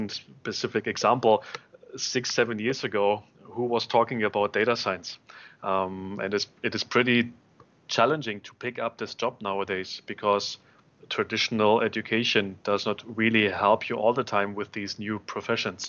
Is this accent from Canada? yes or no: no; Berlin, Germany; I am born and raised in Berlin